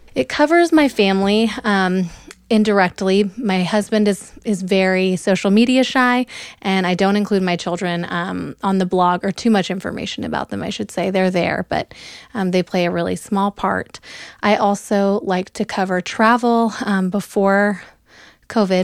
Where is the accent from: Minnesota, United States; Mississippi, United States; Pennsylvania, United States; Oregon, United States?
Oregon, United States; moved away as an adult; also born or lived in Memphis, Tennessee / New York City; now in Dallas, United States; I'm from Oregon, originally. Um, I grew up in the Pacific Northwest